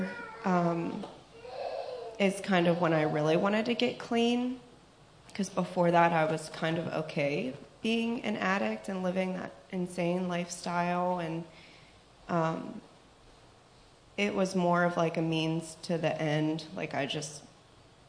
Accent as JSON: {"language": "English", "town": "Pittsburgh", "region": "Pennsylvania", "country": "United States", "said": "I'm from Pittsburgh"}